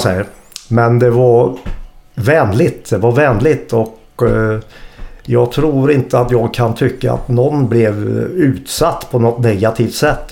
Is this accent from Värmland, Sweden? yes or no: yes; Hagfors, Värmland, Sweden; moved away as an adult; also born or lived in Karlskoga / Linköping; now in Gothenburg, Sweden; när jag växte upp i Hagfors, en klassisk bruksort